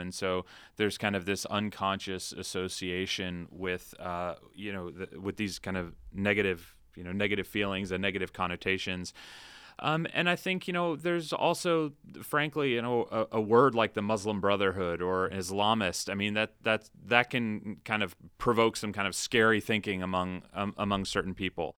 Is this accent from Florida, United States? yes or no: yes; Ocala, Florida, United States; also born or lived in Shenandoah Valley, Virginia; I moved to Florida, Central Florida, when I was about five. And so I spent kind of my formative years in a town called Ocala